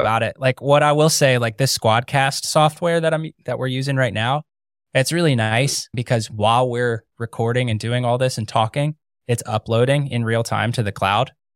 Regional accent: Ohio, United States; moved away as an adult; now in Florida, United States; I grew up in Ohio

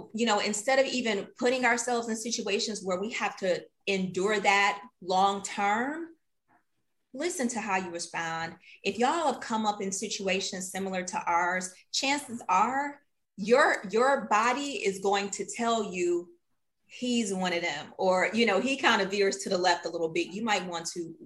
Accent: Detroit, Michigan, United States; a little girl growing up in Detroit

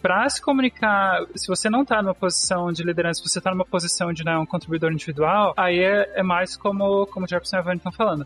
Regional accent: Brazil; accent: capital accent; moved away; also born or lived in small town in Brazil; quando eu tinha acho que 11 anos, eu me mudei pro. Meu pai se mudou pra uma cidade bem pequenininha, fim do mundo, mundo no Brasil, não, não tinha amigo nenhum lá. Eu tinha o sotaque da capital

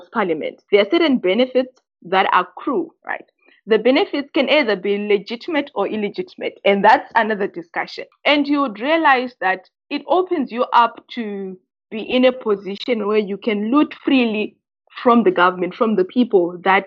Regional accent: Zimbabwe; I come from Southern Africa

